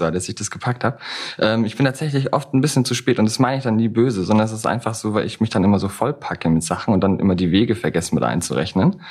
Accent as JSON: {"language": "German", "country": "Germany", "tie": "born or raised there", "said": "aufgewachsen am Bodensee, da auch geboren."}